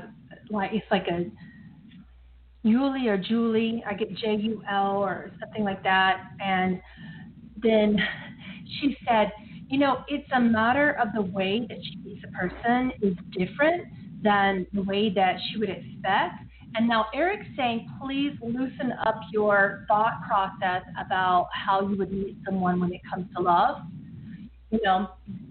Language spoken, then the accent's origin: English; United States; I, as an American